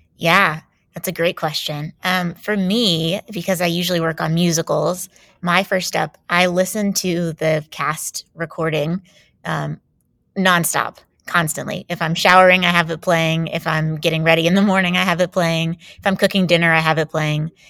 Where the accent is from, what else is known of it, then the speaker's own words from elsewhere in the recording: Jacksonville, Florida, United States; moved away as an adult; I grew up in Jacksonville, Florida